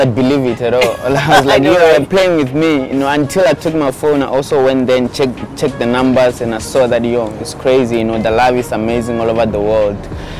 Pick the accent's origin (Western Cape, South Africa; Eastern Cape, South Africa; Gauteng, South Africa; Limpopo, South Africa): Limpopo, South Africa; Kelly's Village; and I was born in Kelly's Village in South Africa in a province called Limpopo.